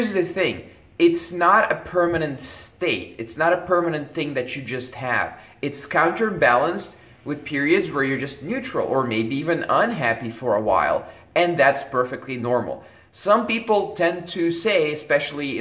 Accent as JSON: {"language": "English", "country": "Belgium", "tie": "born or raised there", "said": "when I was growing up in Belgium"}